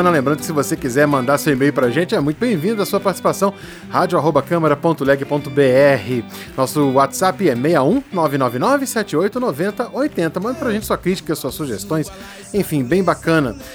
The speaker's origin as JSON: {"language": "Portuguese", "region": "Minas Gerais", "country": "Brazil", "said": "eu que sou mineiro, sou moro em Belo Horizonte muitos anos da minha vida, né?"}